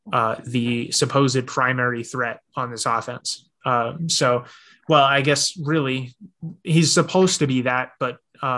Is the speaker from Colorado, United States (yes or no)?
yes; Denver, Colorado, United States; I was born in Denver, live in Denver.